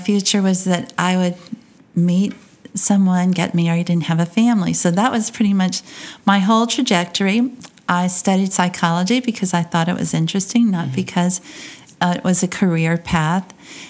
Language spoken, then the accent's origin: English; Lafayette, Louisiana, United States; also born or lived in Oberlin, Louisiana; And we lived in Oberlin till I was seven, and we moved to Lafayette. And so this has been home for a very long time.